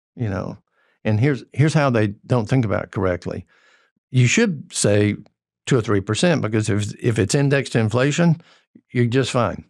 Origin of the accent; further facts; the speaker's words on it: Georgia-North Carolina border, United States; moved away; I grew up on the Georgia-North Carolina border, and it's, it was red dirt hillbillies, is what we were.